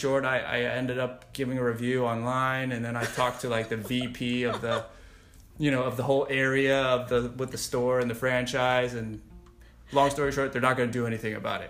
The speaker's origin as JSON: {"language": "English", "country": "United States", "tie": "born or raised there", "said": "I, as an American born"}